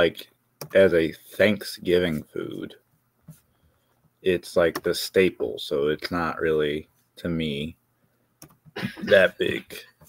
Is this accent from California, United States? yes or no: no; Detroit, Michigan, United States; now in Kentucky, United States; I'm from Detroit.